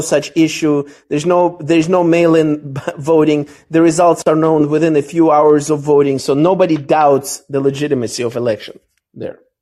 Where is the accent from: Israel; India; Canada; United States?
Israel; moved away; I grew up partially in Israel